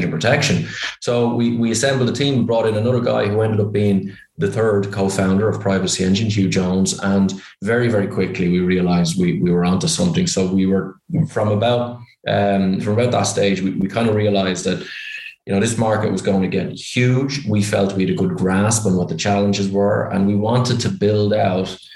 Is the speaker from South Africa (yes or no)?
no; Ireland; accent: Irish; You can probably tell by my accent I'm Irish.